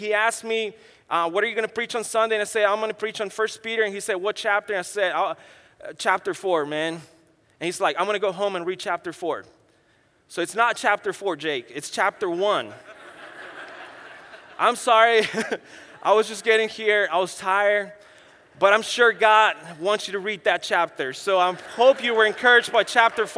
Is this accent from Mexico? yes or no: yes; San Luis Potosí, Mexico; also born or lived in Orlando, Florida / New Mexico / West Texas / California; now in Tijuana, Mexico; I was born and raised in Mexico, central Mexico, in a state called San Luis Potosí